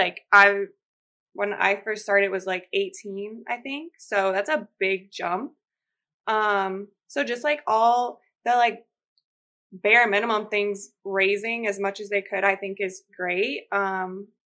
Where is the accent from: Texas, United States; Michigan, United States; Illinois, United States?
Illinois, United States; Chicago; moved away as an adult; now in Portland, United States; I went home. I'm from Chicago